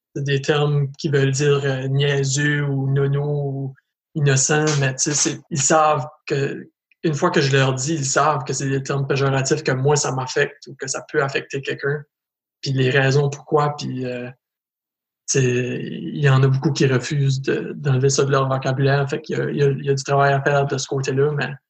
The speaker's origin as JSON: {"language": "French", "town": "Edmundston", "region": "New Brunswick", "country": "Canada", "also_born_or_lived": "Montreal, Quebec", "moved": "as an adult", "said": "je viens d'Edmundston au Nouveau-Brunswick, je suis un, ex-Montréalais, par contre. J'ai resté à Montréal pendant sept ans"}